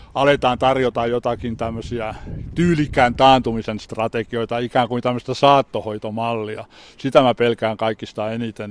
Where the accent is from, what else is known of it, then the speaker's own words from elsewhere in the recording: Turku, Southwest Finland, Finland; moved away as an adult; also born or lived in Seinäjoki; now in Vaasa, Finland; Minähän olen kotoisin Turusta Nummenmäeltä, joka oli minun nuoruudessani ylpeä työläiskaupungin osa